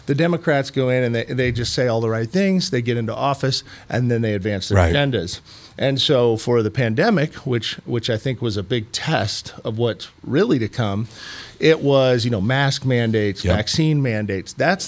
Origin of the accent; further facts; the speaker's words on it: Illinois, United States; now in Missouri, United States; I came from Illinois. So, I chose Missouri.